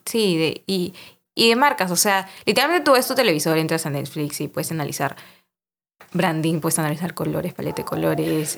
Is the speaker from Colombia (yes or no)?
no; Peru; Somos peruanos